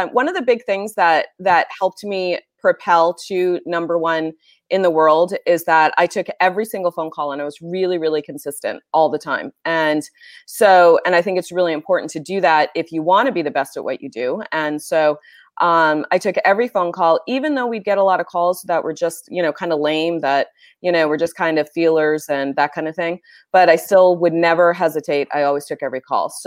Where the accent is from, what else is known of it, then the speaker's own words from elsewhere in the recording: New Hampshire, United States; moved away as an adult; also born or lived in Bay Area, California; now in California, United States; I grew up in a little itty bitty town, Mayberry, very similar to Mayberry in New Hampshire.